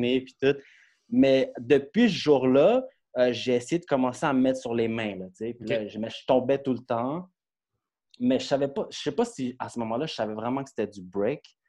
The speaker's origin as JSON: {"language": "French", "town": "Brossard", "region": "Quebec", "country": "Canada", "tie": "born or raised there", "also_born_or_lived": "Longueuil", "said": "je viens de Brossard, dans le fond. Euh, je suis né à Longueuil, mais j'ai grandi à Brossard dans le secteur"}